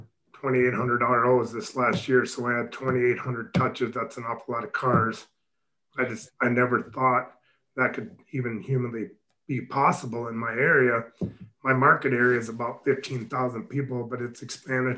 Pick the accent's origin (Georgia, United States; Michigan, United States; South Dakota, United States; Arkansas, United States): South Dakota, United States; Mitchell; also born or lived in Texas; I actually journeyed back to my hometown in Mitchell, South Dakota, and started my shop.